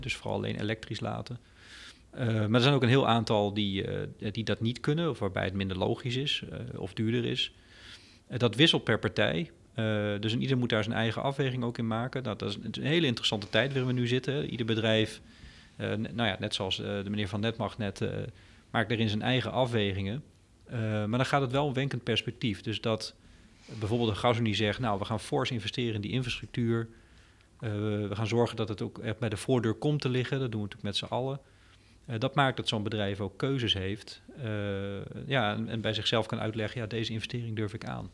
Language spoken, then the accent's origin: Dutch; Groningen, Netherlands; ik ben een Groninger van origine